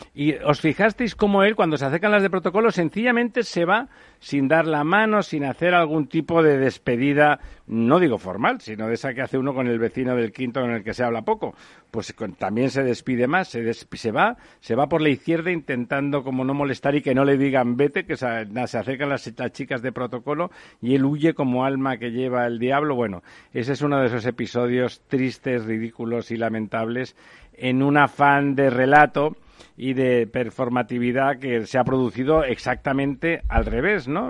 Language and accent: Spanish; Mediterranean coast, Spain; en mi tierra, en el Mediterráneo